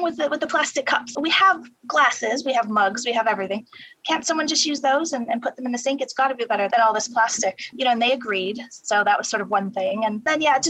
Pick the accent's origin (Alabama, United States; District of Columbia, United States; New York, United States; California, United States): New York, United States; Buffalo; moved away as an adult; now in London, United Kingdom; I actually started at a nonprofit in my hometown of Buffalo